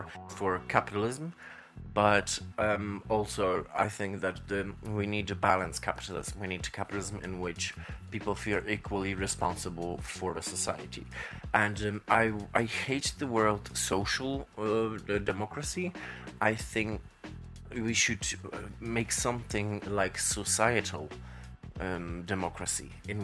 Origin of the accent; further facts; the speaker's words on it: Poland; I come from Poland